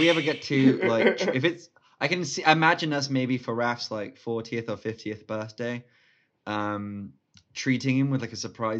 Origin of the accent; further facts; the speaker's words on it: Singapore; now in United Kingdom; two people I grew up with in Singapore